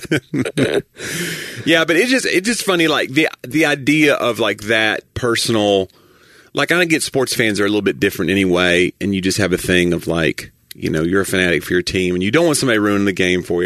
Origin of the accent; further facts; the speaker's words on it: the South, United States; I'm from the South